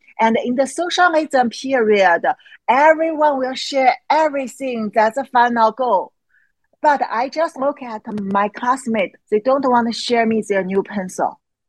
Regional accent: China; English is a second language; because I grew up in China, and it actually took me over 30 years. And I grew up in China.

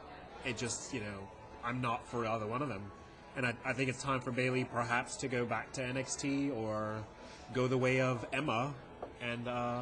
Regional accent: England, United Kingdom; I'm English.

